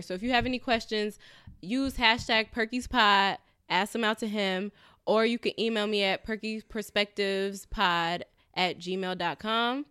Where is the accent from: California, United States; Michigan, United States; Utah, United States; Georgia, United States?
California, United States; moved away as an adult; now in New York, United States; I'm originally from California